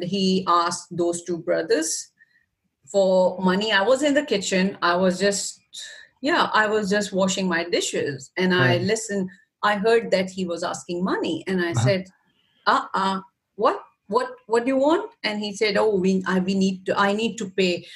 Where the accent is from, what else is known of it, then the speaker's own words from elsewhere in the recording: Pakistan; moved away; I'm from Pakistan too